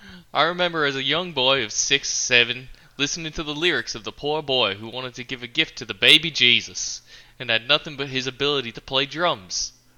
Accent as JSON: {"language": "English", "country": "Australia", "said": "It was a week... I'm from Australia."}